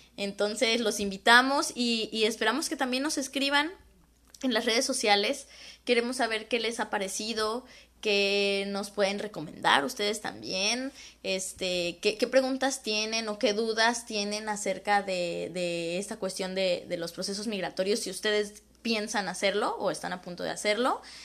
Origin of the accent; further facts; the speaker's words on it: Guadalajara, Jalisco, Mexico; moved away; caminaba en Guadalajara, de donde soy